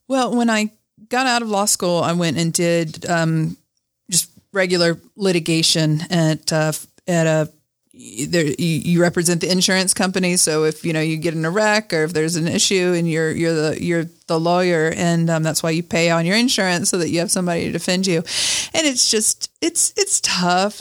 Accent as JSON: {"language": "English", "region": "Alabama", "country": "United States", "tie": "born or raised there", "also_born_or_lived": "Montana", "moved": "as an adult", "lives_now": "Salt Lake City, United States", "said": "I was born in Alabama"}